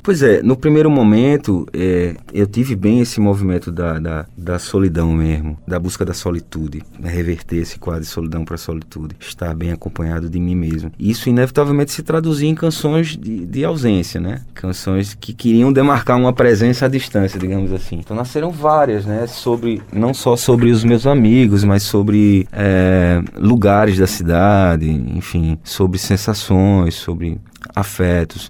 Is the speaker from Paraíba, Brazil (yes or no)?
yes; Paraíba, Brazil; fui passar uma temporada fora do país e, estando distante, eu nunca me aproximei tanto da Paraíba